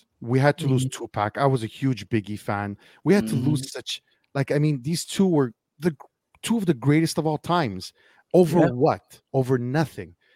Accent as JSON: {"language": "English", "town": "Montreal", "region": "Quebec", "country": "Canada", "said": "I'm from Montreal, Quebec"}